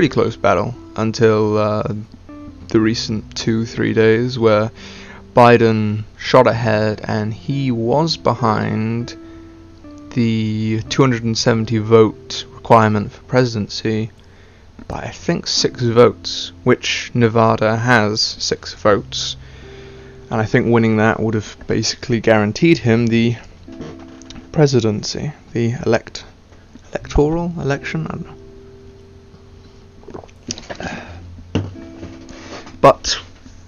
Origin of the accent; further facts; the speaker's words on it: United Kingdom; accent: stereotypical British; I have a stereotypical British accent. Can't pronounce my T's. Yeah, that's pretty much all it is. However, even though I am British